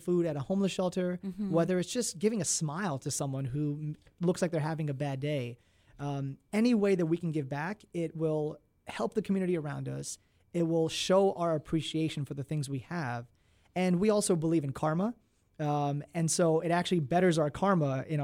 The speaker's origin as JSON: {"language": "English", "region": "Maryland", "country": "United States", "tie": "born or raised there", "said": "I was born and raised in Maryland"}